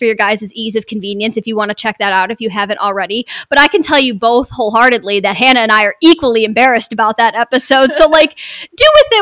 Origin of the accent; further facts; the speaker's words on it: Michigan, United States; We're all from Michigan